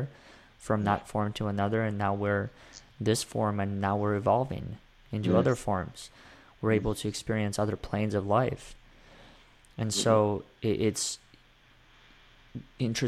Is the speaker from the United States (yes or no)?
no; Russia; I was born in Russia